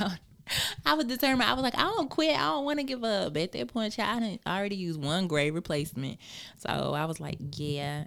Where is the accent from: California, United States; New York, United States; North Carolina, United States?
North Carolina, United States; Charlotte; also born or lived in Wilson, North Carolina; now in Atlanta, United States; I am from West Side of Charlotte